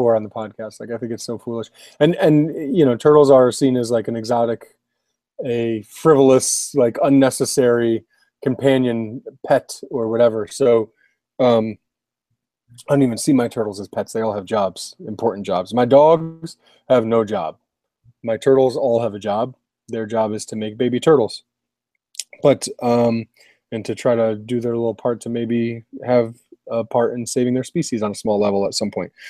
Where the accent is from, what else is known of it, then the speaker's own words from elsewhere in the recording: Connecticut, United States; I'm from Connecticut